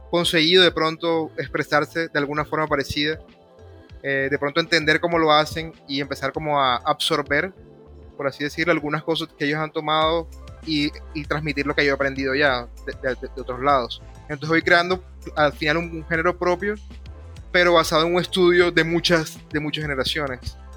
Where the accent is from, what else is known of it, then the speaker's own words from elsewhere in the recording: Caribbean coast, Colombia; accent: costeño; pero el mío es de, la costa, yo sueno más un poco a veces como cubano, que de pronto una persona de Bogotá que suena más como peruano